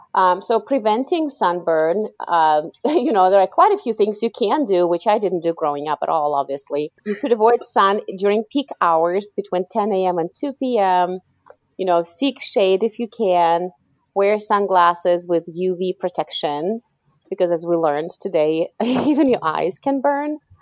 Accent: Kazakhstan; moved away; I was born in Kazakhstan, and um, growing up, you know, in the '90s in Kazakhstan

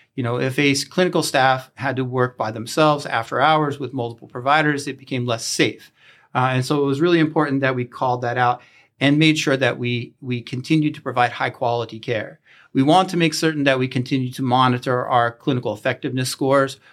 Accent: Chambersburg, Pennsylvania, United States; moved away; I am from Chambersburg and I had the opportunity to come back home

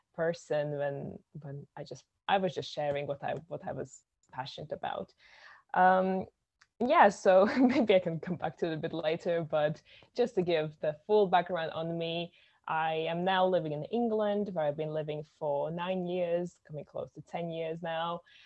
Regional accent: Latvia; I am from Latvia, which is a tiny little country in Europe

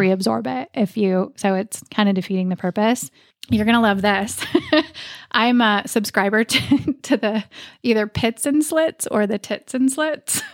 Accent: Oregon, United States; I grew up in Oregon.

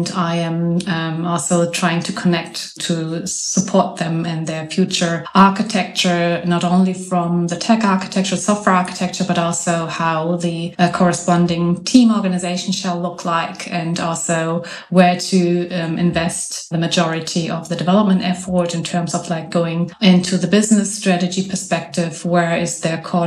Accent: Hamburg, Germany; I am from Hamburg, north of Germany

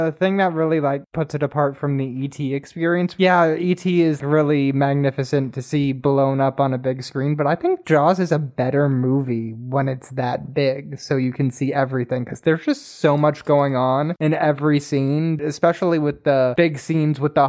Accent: Atlanta, Georgia, United States; I'm from Atlanta

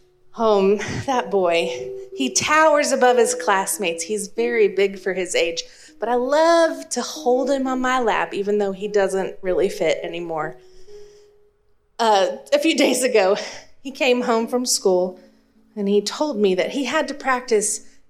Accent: Texas, United States; accent: East Texas; I found my heart starting to soften a little bit towards that East Texas sing-songy lilt that only ever crept into my voice when I was real tired or had had too much to drink.

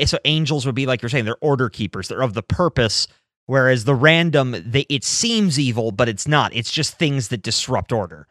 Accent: United States; growing up in America

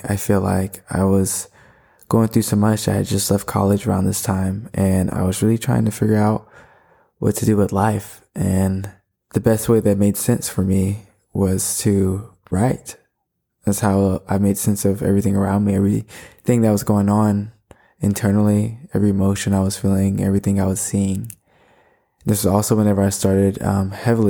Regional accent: Florida, United States; I was born in May, was born in Florida

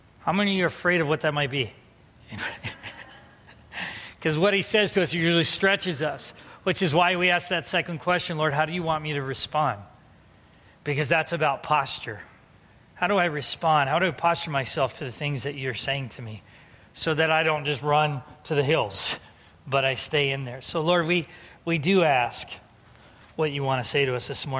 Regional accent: San Diego, California, United States; moved away; growing up in San Diego

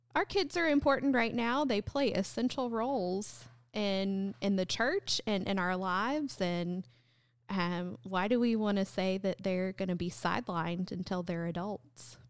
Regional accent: North Carolina, United States; moved away as an adult; also born or lived in South Texas; now in LaGrange, United States; I grew up in North Carolina, but for the past about, about a decade, I served a church in South Texas

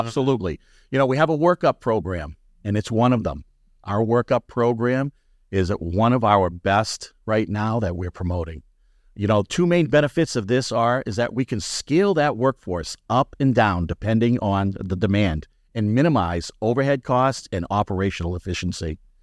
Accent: New England, United States; also born or lived in Florida; I went to Florida in the late 60s, came back from Florida in the early 70s, and I was a blonde headed, green eyed little kid. All right. And I was coming into New England at, I don't know, first grade, second grade

